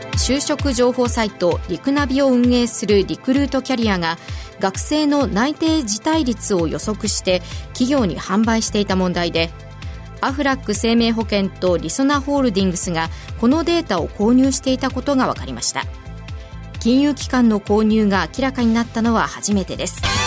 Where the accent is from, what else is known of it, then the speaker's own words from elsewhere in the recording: Aichi, Japan; 地元が愛知でうなぎの産地なのでもう小さい頃から食べてましたよ